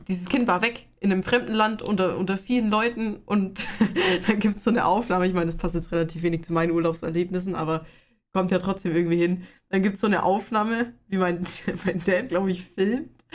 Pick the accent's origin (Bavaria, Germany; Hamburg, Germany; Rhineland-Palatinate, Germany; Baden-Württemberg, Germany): Bavaria, Germany; Ich komme aus Bayern